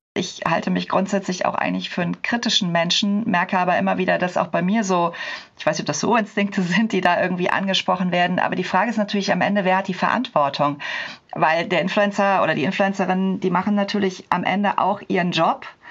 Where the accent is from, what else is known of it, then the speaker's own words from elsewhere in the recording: Cologne, North Rhine-Westphalia, Germany; ich komme aus Köln.